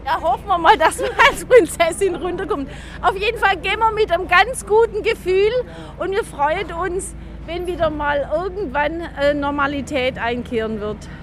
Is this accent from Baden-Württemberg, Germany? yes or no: yes; Nürtingen, Baden-Württemberg, Germany; Wir kommen äh, aus Nürtingen